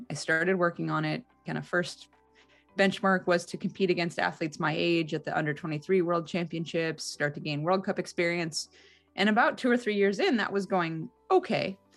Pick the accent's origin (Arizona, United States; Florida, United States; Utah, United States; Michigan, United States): Utah, United States; Salt Lake City; born there; Well, I was born in Salt Lake City. My mom was going to law school at the University of Utah. So it felt kind of cool to be going to my first Olympics in my birthplace.